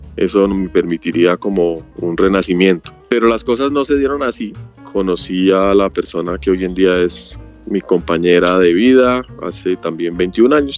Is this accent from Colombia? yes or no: yes; Colombia; estoy aquí en mi tierra